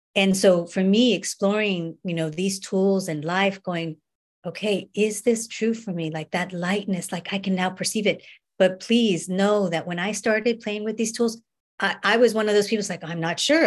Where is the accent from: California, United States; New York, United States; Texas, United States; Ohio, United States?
California, United States; Northern; I grew up in North or North, North California